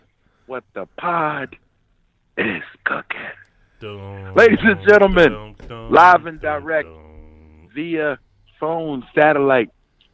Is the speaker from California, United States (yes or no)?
no; Philadelphia, Pennsylvania, United States; moved away; I did have a Philly cheesesteak out in my hometown.